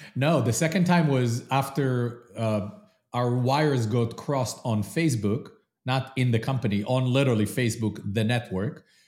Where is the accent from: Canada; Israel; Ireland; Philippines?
Israel; moved away as an adult; also born or lived in London / New York; now in Columbus, United States; I am originally from Israel, lived in London, then moved to New York